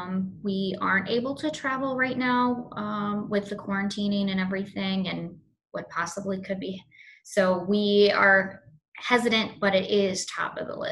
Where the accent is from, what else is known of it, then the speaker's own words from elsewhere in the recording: the South, United States; I call it Burial because I'm from the South.